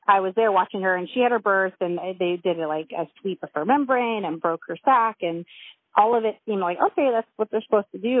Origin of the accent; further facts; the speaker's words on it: Loma Linda, California, United States; I was born at home in Loma Linda